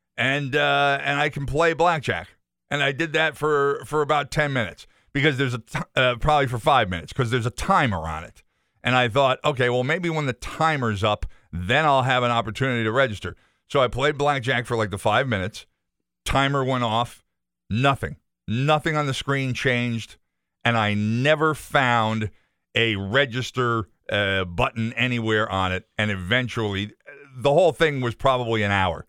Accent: Enfield, Connecticut, United States; now in Chicopee, United States; my mother's address, the house that I grew up in in Enfield.

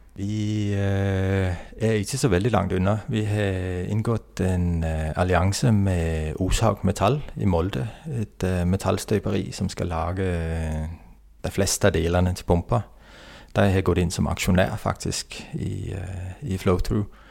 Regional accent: Denmark; Norwegian is a second language; moved away as an adult; also born or lived in Oslo, Norway; now in Herøy, Norway; så er jeg jo dansk, da. Og har vokst opp og studert til Utdanna meg til ingeniør i Danmark.

